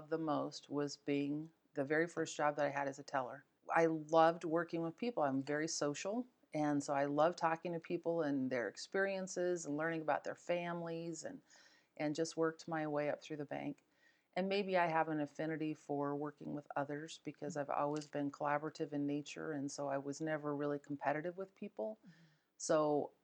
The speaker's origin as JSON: {"language": "English", "town": "New Plymouth", "region": "Idaho", "country": "United States", "tie": "born or raised there", "said": "I was born and raised in New Plymouth on a little farm, 80 acres."}